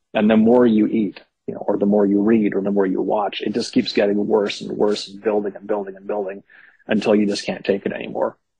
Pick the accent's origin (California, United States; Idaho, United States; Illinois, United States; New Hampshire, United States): California, United States; Berkeley; I grew up in Berkeley uh, in the '70s and '80s